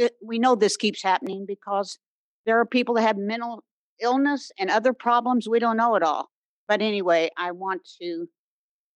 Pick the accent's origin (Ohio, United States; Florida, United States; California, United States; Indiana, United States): Indiana, United States; Bloomington; now in Brown County, United States; Although I live in Brown County, I'm from Bloomington.